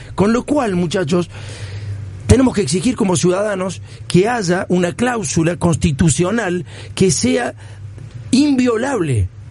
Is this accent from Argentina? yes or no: yes; Argentina; nuestro país